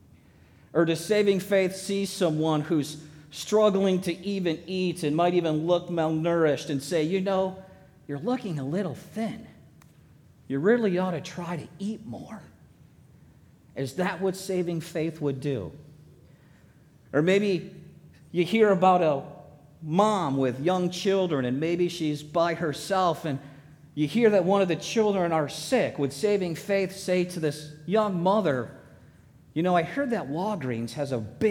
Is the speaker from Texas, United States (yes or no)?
no; Michigan, United States; moved away; also born or lived in Colorado / New York / Illinois; years growing up in Michigan